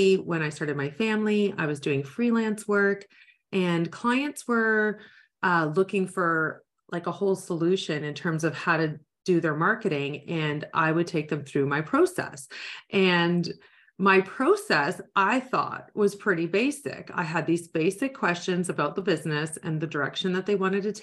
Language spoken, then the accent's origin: English; Niagara area, Ontario, Canada; I am from the Niagara area